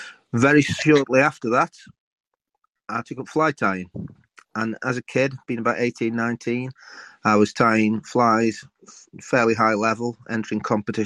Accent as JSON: {"language": "English", "area": "Staffordshire", "region": "West Midlands", "country": "United Kingdom", "tie": "born or raised there", "said": "I was born and bred in Staffordshire in England."}